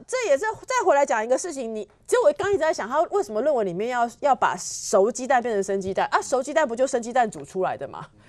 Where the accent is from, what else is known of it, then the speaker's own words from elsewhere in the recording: Taiwan; 我们台湾人